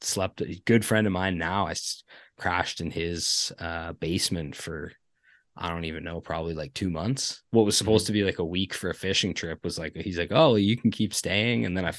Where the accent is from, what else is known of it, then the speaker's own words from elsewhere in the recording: Ontario, Canada; hey, I'm from Ontario.